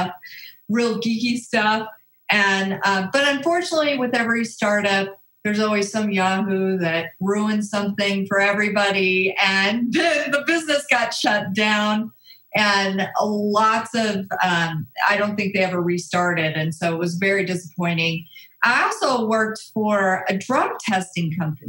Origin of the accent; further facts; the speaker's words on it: Colorado, United States; I'm a Colorado native, so love the mountains. Born and raised in Colorado.